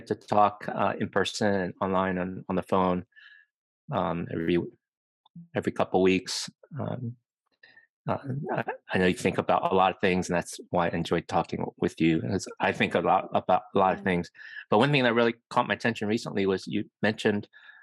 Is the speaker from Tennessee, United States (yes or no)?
no; Virginia, United States; moved away as an adult; now in California, United States; I grew up in the East Coast in Virginia